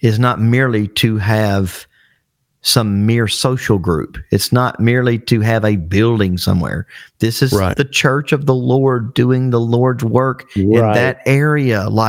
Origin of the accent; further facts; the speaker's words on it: Alabama, United States; I'm from Alabama